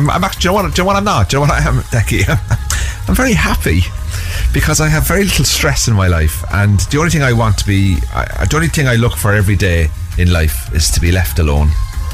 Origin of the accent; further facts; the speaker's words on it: Cork, Munster, Ireland; Well, see, I'm from Cork now, Dave, so, you know, we're a bit of rivalry